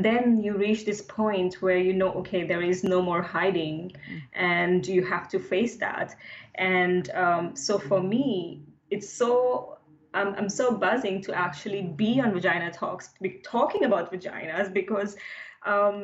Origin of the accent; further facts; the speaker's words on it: India; now in London, United Kingdom; being grown up in India in a conservative family